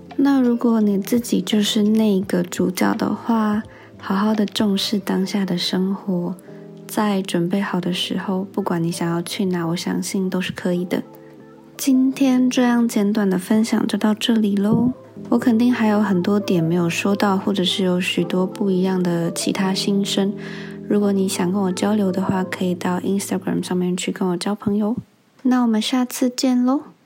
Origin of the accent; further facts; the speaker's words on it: Taiwan; 在台湾生活的时候